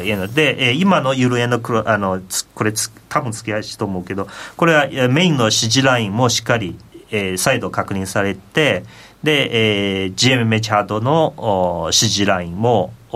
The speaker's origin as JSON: {"language": "Japanese", "country": "China", "moved": "yes", "lives_now": "Japan"}